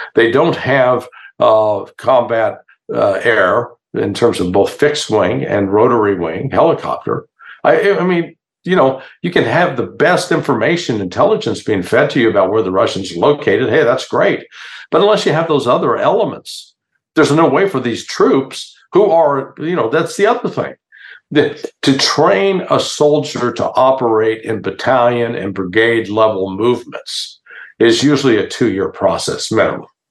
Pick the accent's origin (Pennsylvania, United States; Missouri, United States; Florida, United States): Missouri, United States; Kansas City; I grew up in the Kansas City, Missouri area